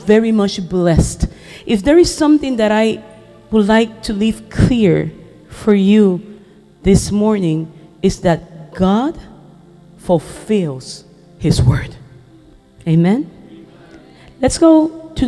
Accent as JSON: {"language": "English", "country": "Puerto Rico", "first_language": "Spanish", "second_language": "English", "said": "I come from Puerto Rico"}